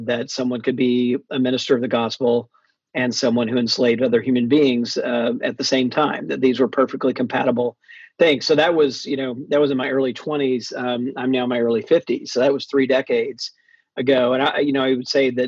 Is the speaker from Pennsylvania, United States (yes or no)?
no; Mississippi, United States; I grew up in Mississippi for the most part